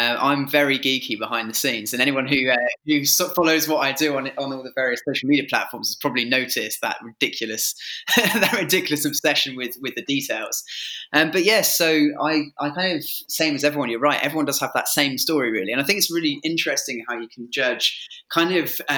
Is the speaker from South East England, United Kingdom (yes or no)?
yes; Milton Keynes, South East England, United Kingdom; I grew up in Milton Keynes.